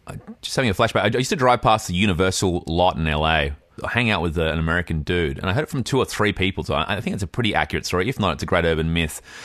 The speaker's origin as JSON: {"language": "English", "town": "Fremantle", "region": "Western Australia", "country": "Australia", "said": "I'm from Fremantle."}